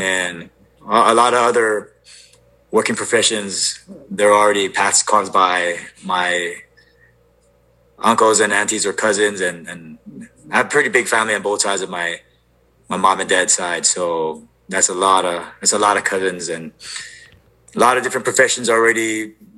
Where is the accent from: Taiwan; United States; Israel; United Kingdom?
United States; Oahu, Hawaii; moved away as an adult; now in Washington, United States; born and raised on Oahu and moved up to Washington in 2006